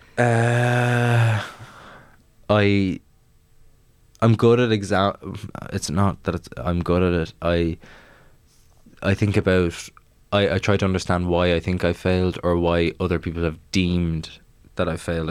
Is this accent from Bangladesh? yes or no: no; Maynooth, Leinster, Ireland; I'm from Maynooth